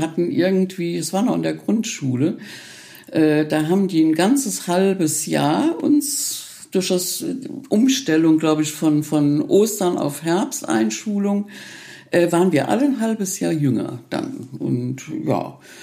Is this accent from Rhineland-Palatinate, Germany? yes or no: yes; Reichenstein, Rhineland-Palatinate, Germany; mein Heimatdorf. Also es war schon liegt schon sehr verschlafen, dieses Reichenstein.